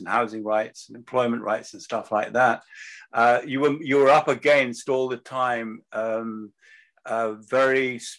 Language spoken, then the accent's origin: English; England, United Kingdom; moved away as an adult; also born or lived in Belfast, Northern Ireland; And he and his brother went to England. And that's where I was born. He met my mother, who was from Scotland. And I was born in England. So I went to an English school